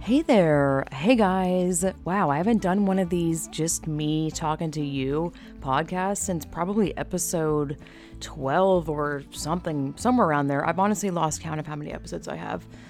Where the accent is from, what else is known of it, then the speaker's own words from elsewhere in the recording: United States; me as an American